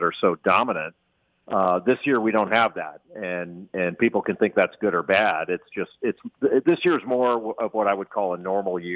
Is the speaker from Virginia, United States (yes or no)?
no; Los Angeles, California, United States; now in US East Coast; I'm a West Coast guy, actually. I grew up in Los Angeles, so even though I live east now, I still think of myself as a West Coast guy